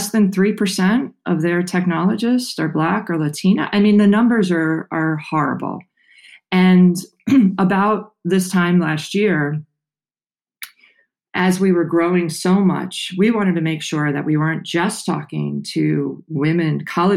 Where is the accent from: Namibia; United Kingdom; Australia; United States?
United States; New York City, New York; moved away as an adult; I grew up on Staten Island in New York